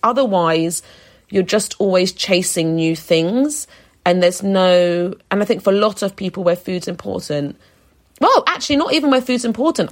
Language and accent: English; London, United Kingdom; I grew up more central in London